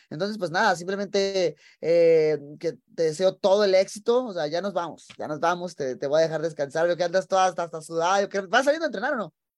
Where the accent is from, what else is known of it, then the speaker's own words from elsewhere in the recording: Tijuana, Baja California, Mexico; moved away as an adult; now in Las Vegas, United States; nací en Tijuana, que es frontera con, con San Diego